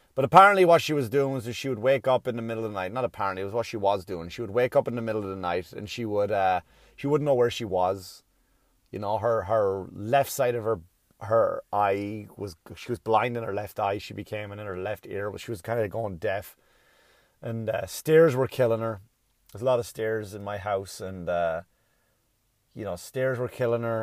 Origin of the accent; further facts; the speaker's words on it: Ireland; now in United States; when I was a kid growing up in Ireland